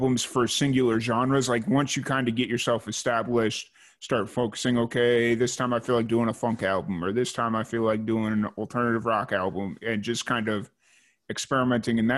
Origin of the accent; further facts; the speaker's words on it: Chicago, Illinois, United States; accent: Chicago; now in Waco, United States; I still have my Chicago accent